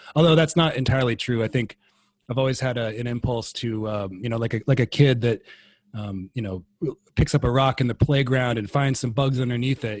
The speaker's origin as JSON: {"language": "English", "town": "Iowa City", "region": "Iowa", "country": "United States", "tie": "born or raised there", "said": "I'm from Iowa City. Uh, grew up here, went to West High"}